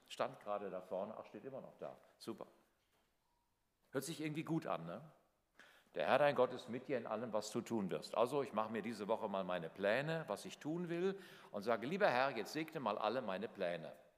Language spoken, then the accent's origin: German; Northern Hesse, Germany; in meinem kleinen Dorf in Nordhessen, wo ich aufgewachsen bin